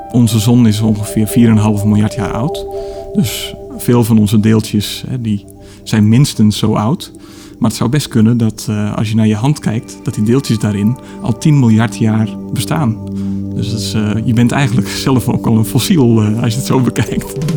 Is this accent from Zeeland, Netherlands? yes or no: yes; Middelburg, Zeeland, Netherlands; bij de Sterrenwacht in, in Middelburg, waar ik opgroeide